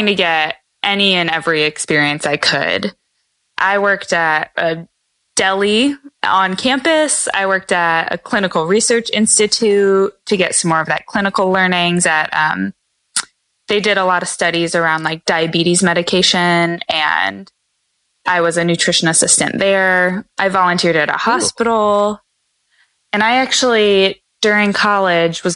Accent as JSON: {"language": "English", "area": "outside of Chicago", "region": "Illinois", "country": "United States", "tie": "born or raised there", "also_born_or_lived": "California", "moved": "as an adult", "said": "I grew up outside of Chicago"}